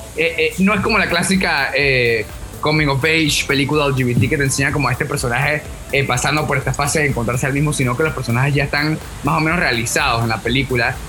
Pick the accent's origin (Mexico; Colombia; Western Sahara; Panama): Panama; Le dije que de Panamá